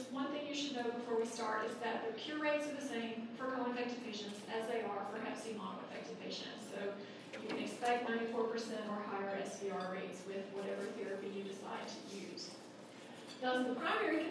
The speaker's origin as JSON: {"language": "English", "region": "Colorado", "country": "United States", "said": "I'm from Colorado"}